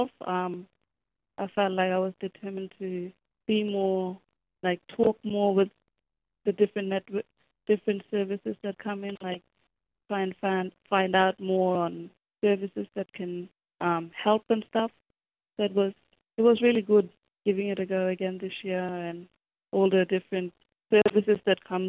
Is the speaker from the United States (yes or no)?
no; Wangkatjungka, Western Australia, Australia; I grew up in Wangkijunga community, sorry about the misinformation, but I grew up in Wangkijunga, but I now work at Urimalay